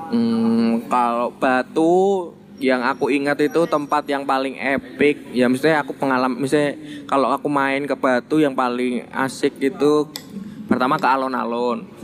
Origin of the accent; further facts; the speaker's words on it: Central Java, Indonesia; mungkin kalau aku ya sebagai orang Jawa Tengah sih bayanginnya itu mungkin ya kayak kayak lawang sewu gitulah